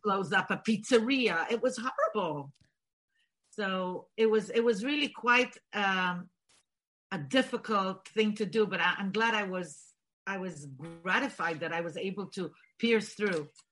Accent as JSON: {"language": "English", "country": "Israel", "tie": "born or raised there", "also_born_or_lived": "Bulgaria / America", "first_language": "Bulgarian", "second_language": "English", "moved": "as an adult", "lives_now": "United States", "said": "I was born in Bulgaria, raised in Israel, and decided to leave the land of milk and honey"}